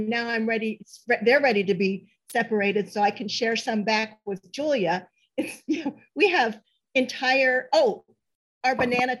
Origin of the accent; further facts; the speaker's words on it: Kansas, United States; now in Austin, United States; I'm from Kansas